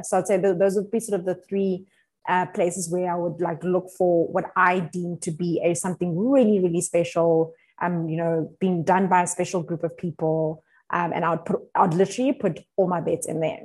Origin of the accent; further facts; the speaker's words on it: South Africa; as South African